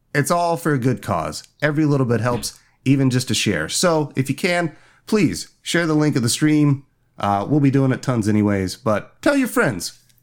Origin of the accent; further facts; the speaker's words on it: Indiana, United States; moved away; In Indiana, my home state